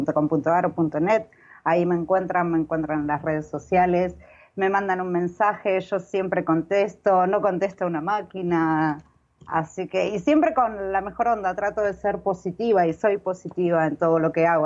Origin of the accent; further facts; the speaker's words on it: Argentina; cuando era pequeña, en Argentina